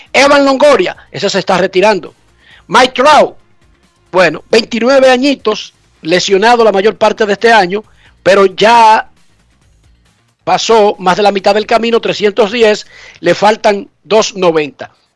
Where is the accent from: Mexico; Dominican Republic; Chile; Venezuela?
Dominican Republic; Herrera, Distrito Nacional; en Herrera, donde yo crecí, mi patria chica